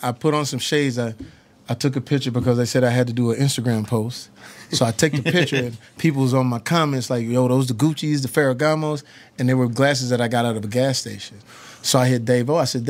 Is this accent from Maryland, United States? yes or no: no; Texas, United States; I come from Texas. I come from the South.